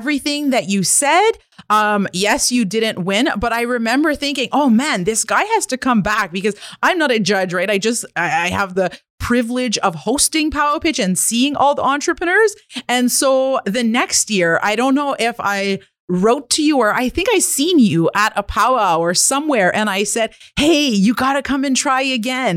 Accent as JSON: {"language": "English", "town": "Kitigan Zibi", "region": "Quebec", "country": "Canada", "said": "I'm an entrepreneur from Kitigan, Zibi, and Anishinaabeg"}